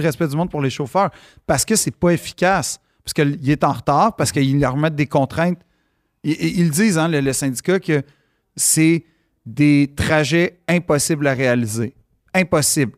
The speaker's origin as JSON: {"language": "French", "town": "Montreal", "region": "Quebec", "country": "Canada", "said": "je suis un Montréalais."}